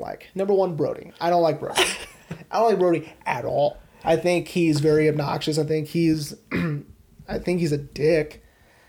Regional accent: Texas, United States; I'm from Texas

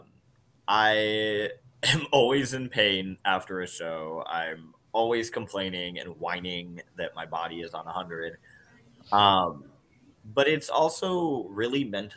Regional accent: Southern Iowa, United States; moved away; I come from Southern Iowa, real small town

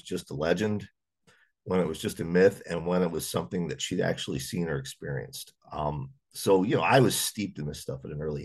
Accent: Pennsylvania, United States; also born or lived in North Carolina / West Virginia; born in North Carolina, and I spent my first 5 years in West Virginia, and then we moved up here to Pennsylvania.

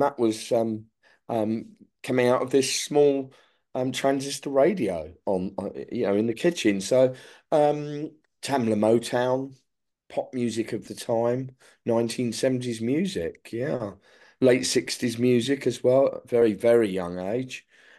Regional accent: London, United Kingdom; I was born in the 60s. I grew up in the 1970s. What was London like? Exciting.

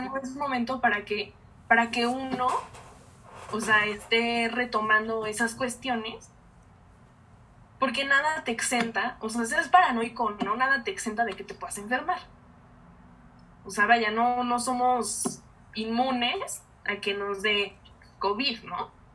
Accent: Mexico

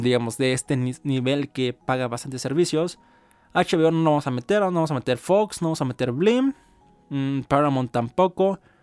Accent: Mexico; uno como mexicano, que es mi caso

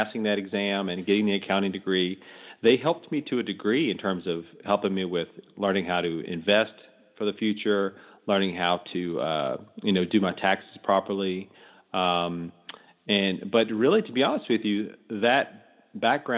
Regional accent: Louisiana, United States; moved away as an adult; also born or lived in Texas; I'm from Louisiana originally, ended up in Texas doing some corporate work after college

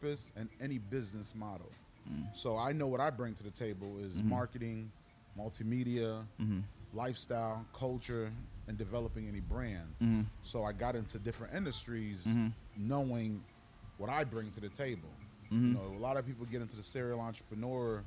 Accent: Bridgeport, Connecticut, United States; moved away as an adult; also born or lived in Haiti; now in West Palm Beach, United States; I came up to the U.S. when I was 7 years old. I moved in with my father and my stepmother. You know, that experience growing up in Bridgeport, Connecticut

